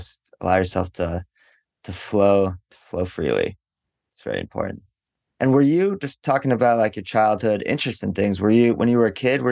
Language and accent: English; Los Angeles, California, United States; moved away as an adult; now in Osaka, Japan; I grew up in Los Angeles